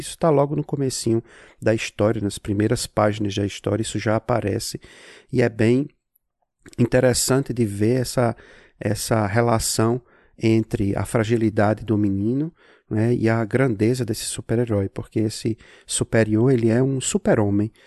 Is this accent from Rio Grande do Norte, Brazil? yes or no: yes; Natal, Rio Grande do Norte, Brazil; also born or lived in Salem, Massachusetts, United States; now in Massachusetts, United States; Eu sou de Natal, mas eu moro aqui em Massachusetts, nos Estados Unidos